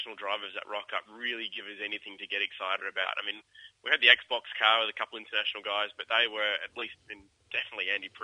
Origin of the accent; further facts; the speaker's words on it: Perth, Western Australia, Australia; moved away; I'm originally from Perth